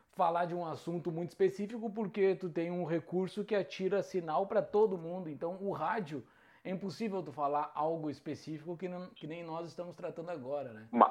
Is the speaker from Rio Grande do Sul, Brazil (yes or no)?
yes; Mostardas, Rio Grande do Sul, Brazil; moved away; also born or lived in Porto Alegre; sou natural do interior do Rio Grande do Sul, da grandiosíssima Mostardas, do litoral do Rio Grande do Sul.